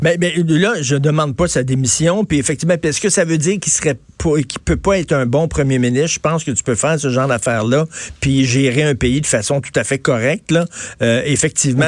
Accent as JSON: {"language": "French", "town": "Montreal", "region": "Quebec", "country": "Canada", "said": "je viens de Verdun"}